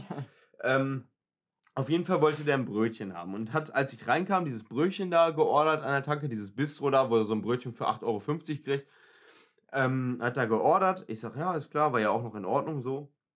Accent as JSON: {"language": "German", "country": "Germany", "said": "Ich bin Deutscher"}